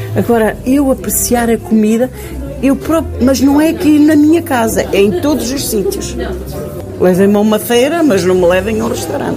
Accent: Ponte de Lima, Norte, Portugal; moved away; also born or lived in Paris, France; Vinha de Paris e sou de Ponte de Lima.

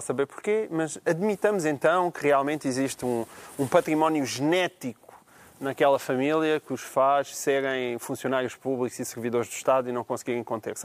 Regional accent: Portugal; eu sou português já há uns anitos, já há 40 e tal anos, não é? Eh, sou português

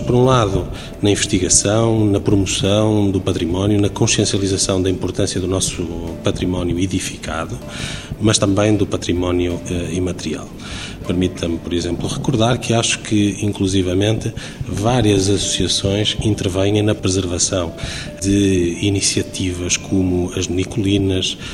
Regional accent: Guimarães, Norte, Portugal; enquanto vimaranense, enquanto dirigente associativo

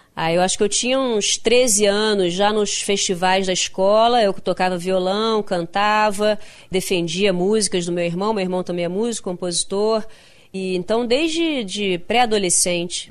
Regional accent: Rio de Janeiro, Brazil; accent: carioca; eu nasci no Rio de Janeiro, então eu tenho um jeito carioca, eu tenho uma fala carioca

